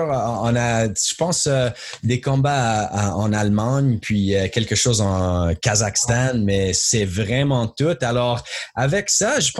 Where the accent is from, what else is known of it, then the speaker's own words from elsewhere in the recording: Montreal, Quebec, Canada; moved away as an adult; j'étais né à Montréal, j'étais là jusqu'à l'âge de 32.